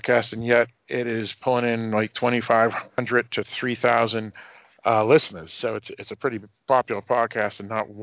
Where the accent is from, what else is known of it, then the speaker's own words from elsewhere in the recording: Northeast, United States; also born or lived in New Hampshire; a Northeasterner, just like myself